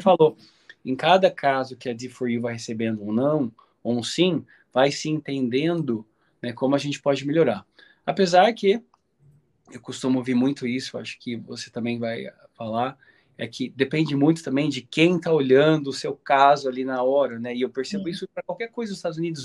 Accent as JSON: {"language": "Portuguese", "country": "Brazil", "said": "eu sou típico brasileiro"}